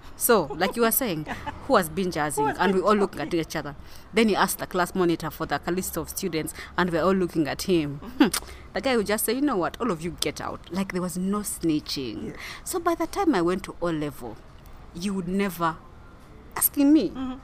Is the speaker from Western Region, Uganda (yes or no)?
yes; Kilembe, Western Region, Uganda; I was born in Kilembe